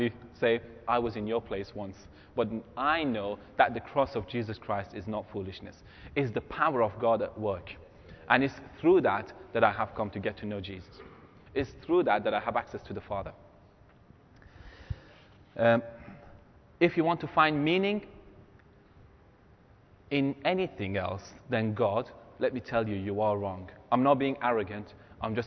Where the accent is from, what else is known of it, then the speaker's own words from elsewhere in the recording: Iran; moved away; my grandfather and my grandmother are from two different ethnic groups in Iran